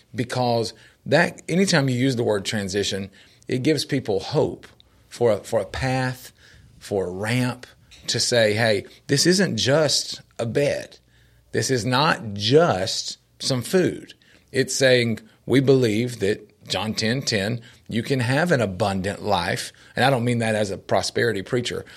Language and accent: English; Nashville, Tennessee, United States; growing up in Nashville